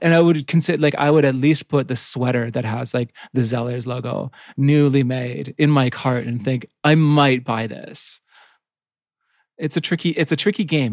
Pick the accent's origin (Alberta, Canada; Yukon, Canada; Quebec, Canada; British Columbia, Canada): Yukon, Canada; I grew up in the Yukon, which is right next to Alaska, which is right in the middle of nowhere.